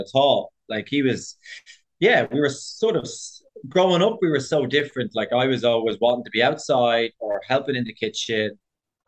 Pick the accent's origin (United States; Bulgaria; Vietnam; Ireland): Ireland; Dublin, Leinster; moved away as an adult; also born or lived in London, United Kingdom; I'm from Dublin, but my family are from Cork.